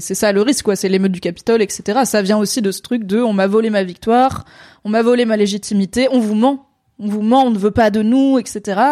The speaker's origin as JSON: {"language": "French", "country": "France", "said": "en tant que Français"}